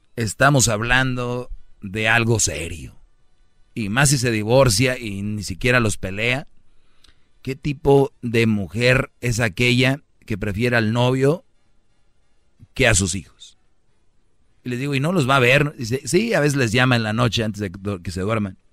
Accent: Monterrey, Nuevo León, Mexico; como buen regio

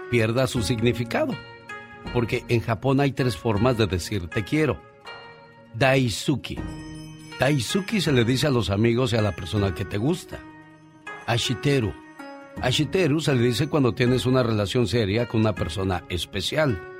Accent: Zacatecas, Mexico; Ah, Zacatecas. Un día salí de Zacatecas, pero Zacatecas nunca salió de mí.

